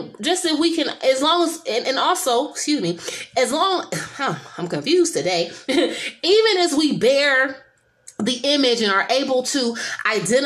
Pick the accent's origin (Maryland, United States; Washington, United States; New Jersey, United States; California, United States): California, United States; San Francisco; I'm from San Francisco, and I was around for the 1989 earthquake